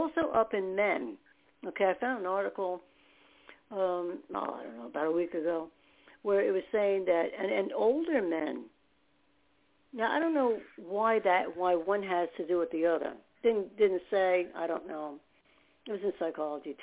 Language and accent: English; United States; also born or lived in New Jersey / New York; I grew up in New Jersey and New York both, because once we moved out of New Jersey, moved to New York again, and then we moved back again